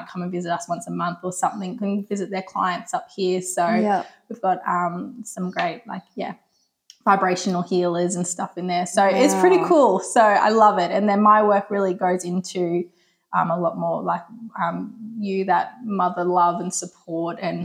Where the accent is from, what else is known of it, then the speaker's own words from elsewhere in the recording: Delaneys Creek, Queensland, Australia; now in Woodford, Australia; I grew up in Delaney's Creek with my parents there. So nice. Always been local.